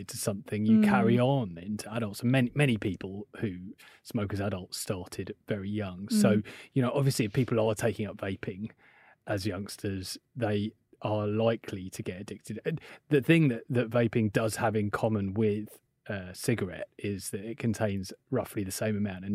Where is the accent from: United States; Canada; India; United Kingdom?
United Kingdom; I'm British